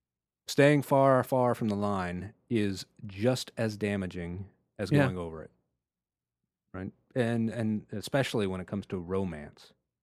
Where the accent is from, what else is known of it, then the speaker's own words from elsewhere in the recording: Texas, United States; I grew up in Texas.